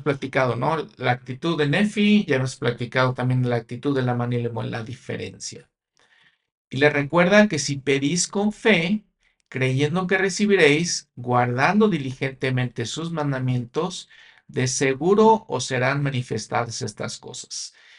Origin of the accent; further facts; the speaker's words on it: Mexico; yo en mi país, México